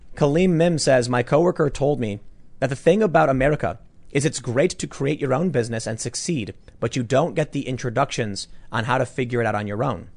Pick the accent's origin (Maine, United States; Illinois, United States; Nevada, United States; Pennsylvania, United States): Illinois, United States; Chicago; I can rise up from the, the gutter of Chicago